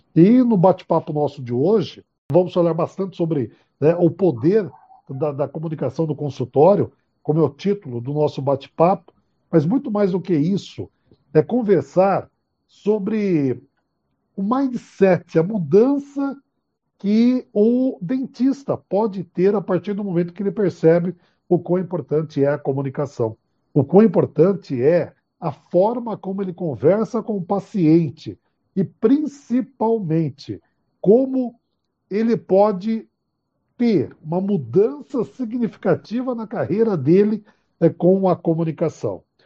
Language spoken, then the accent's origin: Portuguese; Bauru, São Paulo, Brazil; eu sou bauruense, eu sou de Bauru